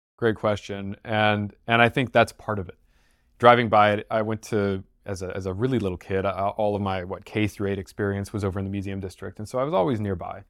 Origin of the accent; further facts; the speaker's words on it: Houston, Texas, United States; I'm from Houston